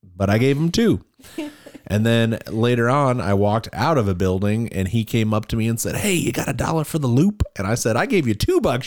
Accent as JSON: {"language": "English", "town": "Cleveland", "region": "Ohio", "country": "United States", "moved": "yes", "lives_now": "Springfield, Missouri, United States", "said": "we come from Cleveland, Ohio"}